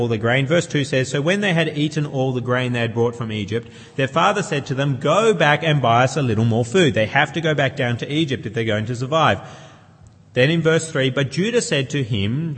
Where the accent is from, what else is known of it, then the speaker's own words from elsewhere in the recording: New South Wales, Australia; also born or lived in Queensland; when I was 5, 6 years of age, we moved from Queensland, where I was born, to New South Wales. And I went to a new school